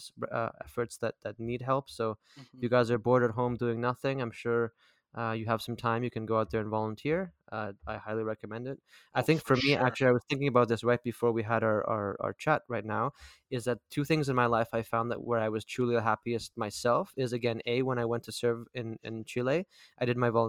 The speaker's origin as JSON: {"language": "English", "country": "Canada", "said": "being Canadian"}